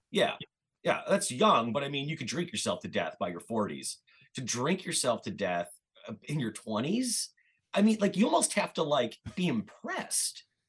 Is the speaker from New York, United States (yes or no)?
no; Cleveland, Ohio, United States; I'm from Cleveland, and I remember you know, as like a teenager living in suburban Cleveland